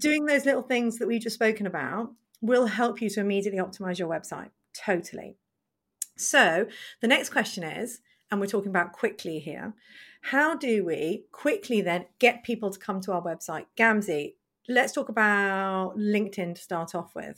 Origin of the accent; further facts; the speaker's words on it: United Kingdom; us being British